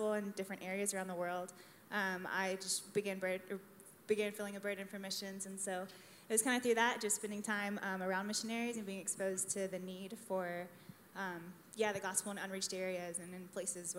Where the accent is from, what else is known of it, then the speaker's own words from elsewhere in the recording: Texas, United States; moved away as an adult; now in Mongolia; I am from Texas and was raised in church there, born and raised in the same town